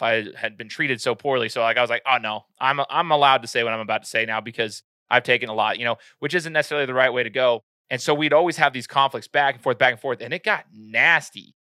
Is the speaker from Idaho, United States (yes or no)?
yes; Meridian, Idaho, United States; now in Nampa, United States; from Meridian, Idaho, that's my hometown.